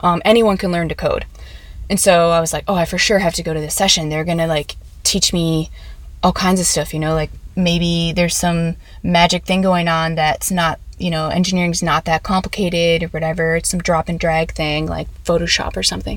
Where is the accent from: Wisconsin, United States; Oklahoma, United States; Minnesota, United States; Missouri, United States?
Minnesota, United States; Minneapolis; moved away; also born or lived in Chicago / San Diego; I'm from Minneapolis.